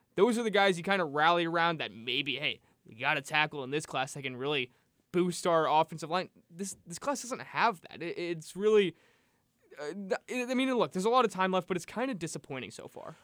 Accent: North Carolina, United States; I'm from North Carolina

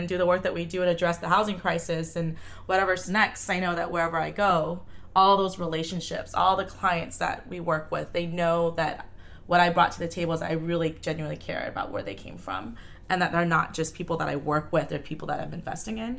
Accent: Bellevue, Washington, United States; when I was growing up in Bellevue, there was Youth Eastside Services.

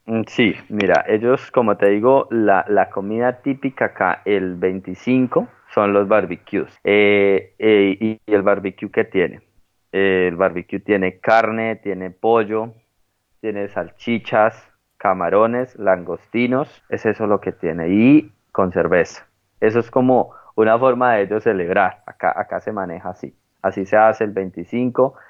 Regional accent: Llanos Orientales, Colombia; moved away as an adult; now in Sydney, Australia; yo también soy llanero

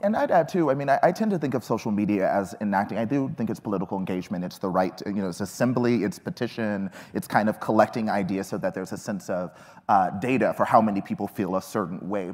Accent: Texas, United States; I grew up in Texas

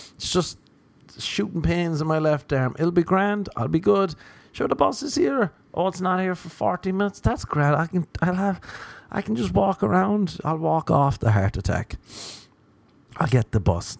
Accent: Ireland; now in Los Angeles, United States; as an Irishman

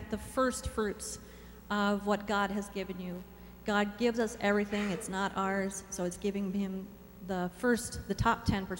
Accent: Minnesota, United States; now in Nebraska, United States; I'm originally from Minnesota.

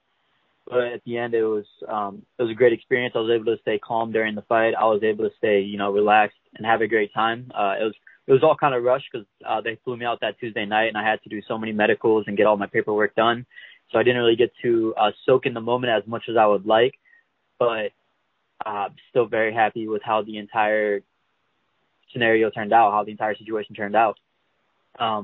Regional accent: St. Louis, Missouri, United States; moved away as an adult; also born or lived in Kansas City / Springfield, Missouri; I'm originally from St. Louis, Missouri

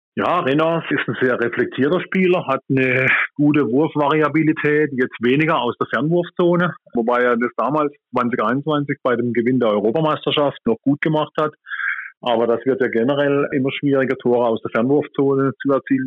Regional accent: Germany; bei uns in Deutschland

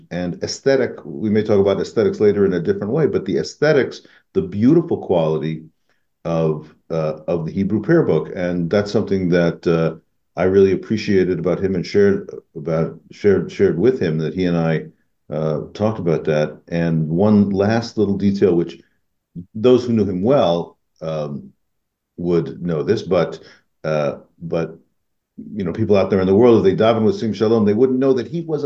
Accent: Des Moines, Iowa, United States; moved away; My mom's in Iowa, and I was born in Des Moines

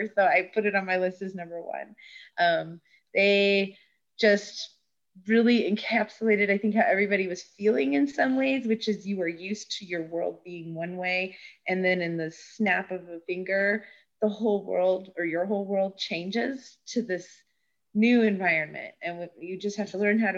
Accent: United States; being American

